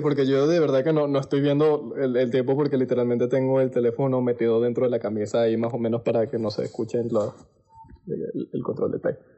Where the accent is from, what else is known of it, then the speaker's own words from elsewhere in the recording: Venezuela; moved away; also born or lived in Panama; nosotros los venezolanos